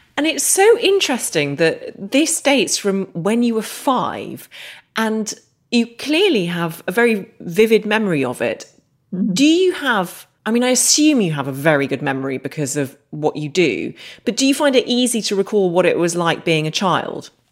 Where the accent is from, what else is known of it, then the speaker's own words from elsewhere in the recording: Northern Ireland, United Kingdom; I grew up in Northern Ireland